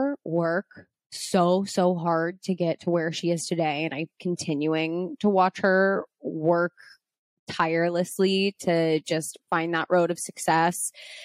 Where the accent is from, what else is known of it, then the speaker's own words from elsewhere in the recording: Pittsburgh, Pennsylvania, United States; moved away; we're both from Pittsburgh